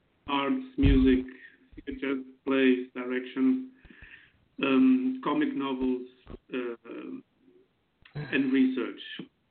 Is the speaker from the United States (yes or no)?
no; Porto, Norte, Portugal; born there; also born or lived in Germany; I was born in Portugal, the city of Porto. I'm 37 years old.